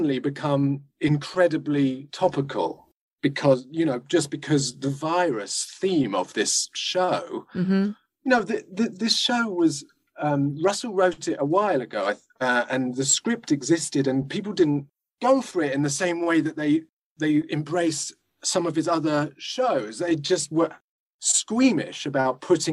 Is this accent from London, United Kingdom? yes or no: no; Portsmouth, South East England, United Kingdom; I'm from Portsmouth